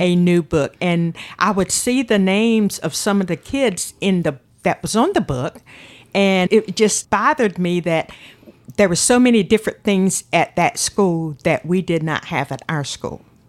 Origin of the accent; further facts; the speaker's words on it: Manteo, North Carolina, United States; I was born in Manteo